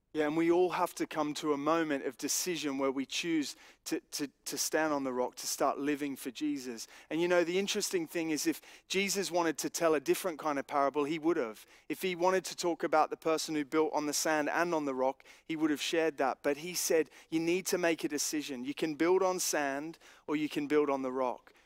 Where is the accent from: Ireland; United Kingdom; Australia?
Australia; growing up in Australia